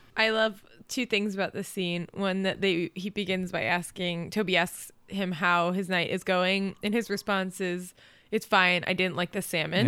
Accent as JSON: {"language": "English", "region": "Florida", "country": "United States", "tie": "born or raised there", "said": "growing up in Florida"}